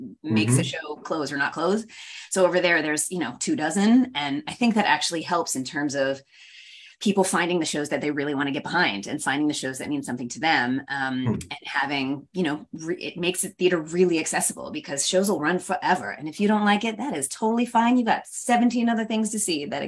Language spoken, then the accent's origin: English; San Francisco, California, United States; I'm from San Francisco